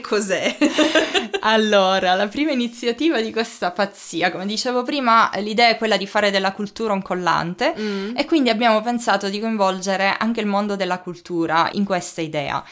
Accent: Sicily, Italy; moved away as an adult; now in Germany; sono siciliana di fatto sono nata qualche miglio più in là di quella mm. linea

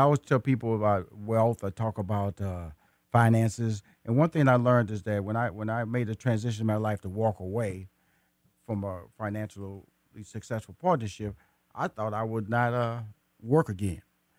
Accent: Houston, Texas, United States; And I am a native Houston. I was born in Houston. I went to high school in Houston. I went to college in Houston.

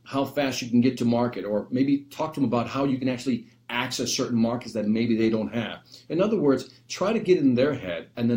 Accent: Chicago, Illinois, United States; We were born and raised in Chicago, right here.

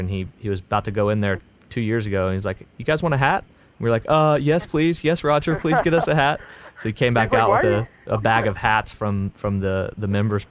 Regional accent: Northwest Arkansas, United States; the LPGA has the Northwest Arkansas Walmart Championship every year in my hometown at Pinnacle

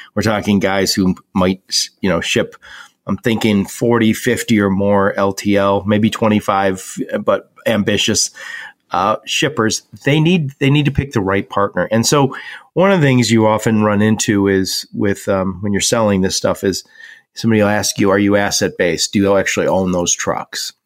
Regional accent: Dearborn, Michigan, United States; I was born and raised in Dearborn, Michigan

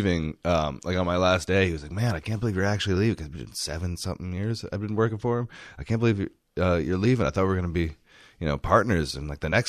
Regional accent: Houston, Texas, United States; also born or lived in Washington, D.C. / Savannah; now in Austin, United States; I grew up in Houston.

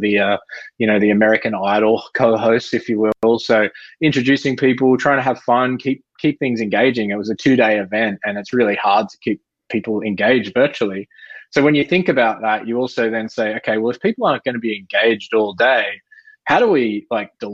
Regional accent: near Sydney, New South Wales, Australia; accent: Australian; moved away as an adult; also born or lived in London; now in Bay Area, United States; I've been living in the Bay Area for 5 years. I spent 10 years in London before that and grew up just near Sydney.

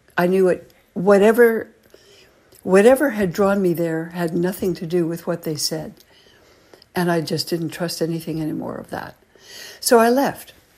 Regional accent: California, United States; I grew up loving nature, being a Californian, you know, living on that beautiful coast

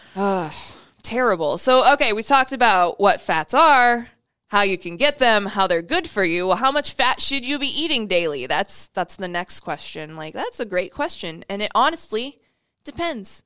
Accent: Iowa, United States; My home, my home state

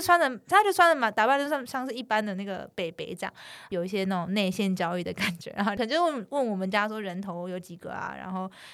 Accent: Miaoli County, Taiwan; 我苗栗国，本人来自苗栗国

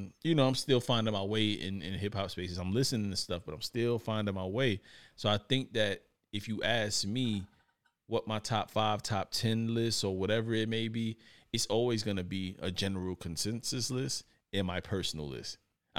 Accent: New York, United States; And I'm from New York.

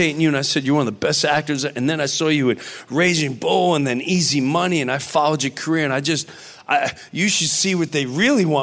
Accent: Long Island, New York, United States; where'd you grow up? I said, Long Island

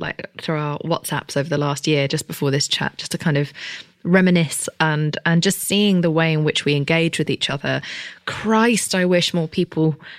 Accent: United Kingdom; I'm British

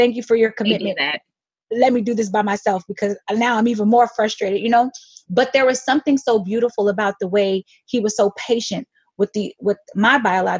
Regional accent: United States; I'm American born.

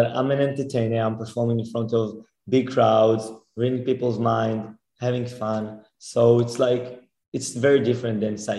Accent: Israel; I'm from Israel. And I'm the youngest mentalist in the world

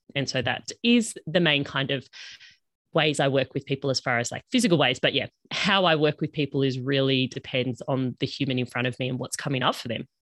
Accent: Australia; accent: Australian; we call it uni down here, obviously, if you didn't pick up from my accent, I'm in Australia

